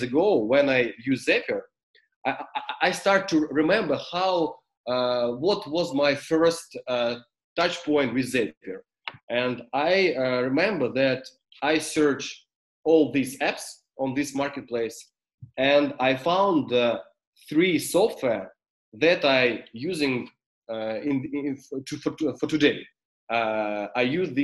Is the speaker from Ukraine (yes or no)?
yes; Ukraine; English is a second language; I'm from Ukraine